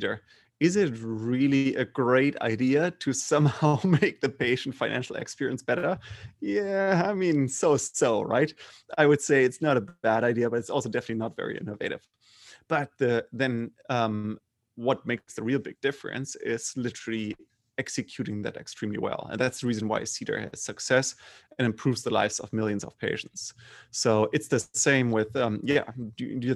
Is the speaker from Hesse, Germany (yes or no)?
no; Bremen, Germany; English is a second language; moved away; also born or lived in Freiburg; I grew up in Germany. So pretty, I would say, mainstream German middle class